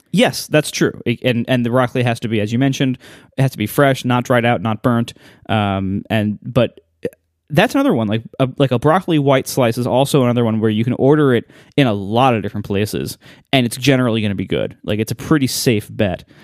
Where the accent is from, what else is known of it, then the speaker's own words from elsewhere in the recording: Ohio, United States; moved away; growing up in Ohio